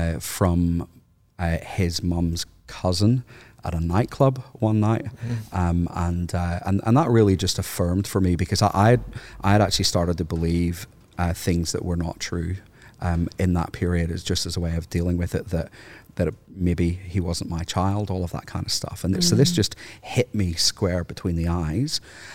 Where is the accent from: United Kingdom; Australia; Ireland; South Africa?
Ireland; Because growing up in Ireland, no offense, by the way, for all of the Anglicans in the room.